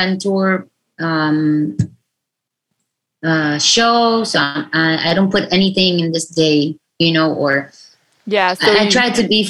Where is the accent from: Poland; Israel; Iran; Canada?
Israel; I'm from Israel and I'm a female